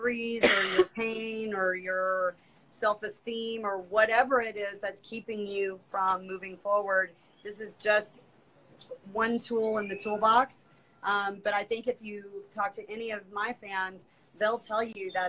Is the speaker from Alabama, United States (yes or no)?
yes; Alabama, United States; I'm from Alabama, so we're real Southern